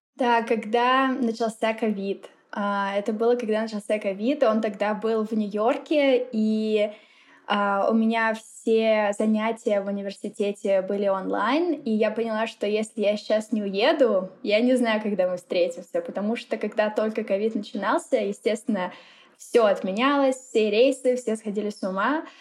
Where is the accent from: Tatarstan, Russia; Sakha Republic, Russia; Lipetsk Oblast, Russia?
Lipetsk Oblast, Russia; Lipetsk; first language Russian; moved away as an adult; also born or lived in Moscow, Russia; now in Mexico; я из России. Родилась я в маленьком городе, ну как в таком среднем городе, называется он Липецк